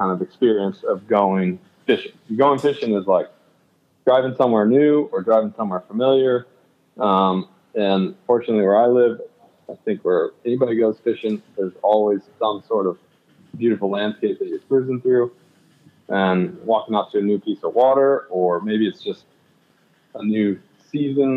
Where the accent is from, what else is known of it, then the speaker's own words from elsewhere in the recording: Colorado, United States; Colorado native, born and raised